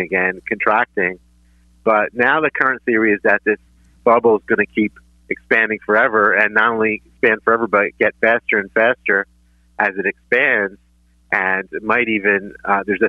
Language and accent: English; Philadelphia, Pennsylvania, United States; I learned everything from growing up in Northeast Philly. I went to George Washington High School